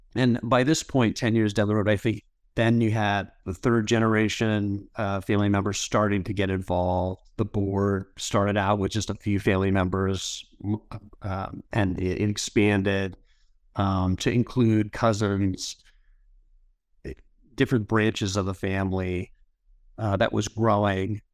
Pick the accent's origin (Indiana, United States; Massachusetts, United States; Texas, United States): Massachusetts, United States; Duxbury; moved away as an adult; also born or lived in Ithaca, New York / Los Angeles; now in Seattle, United States; I grew up in Massachusetts in a little town called Duxbury.